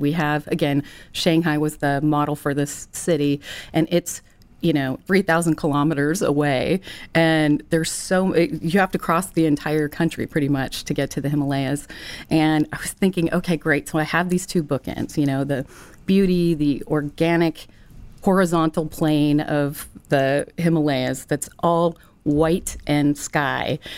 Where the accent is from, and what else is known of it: Ventura, California, United States; born or raised there